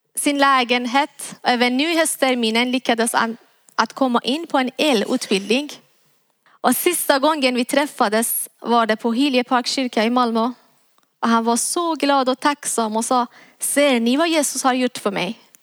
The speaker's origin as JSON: {"language": "Swedish", "country": "Iran", "tie": "born or raised there", "moved": "as an adult", "lives_now": "Sweden", "said": "Jag är född och uppväxt i Iran"}